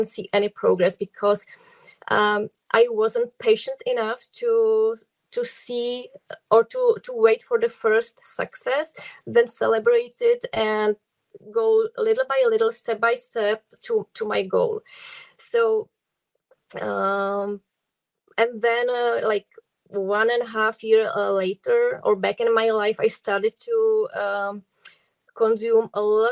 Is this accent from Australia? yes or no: no; Czechia; English is a second language; I come from the Czech Republic.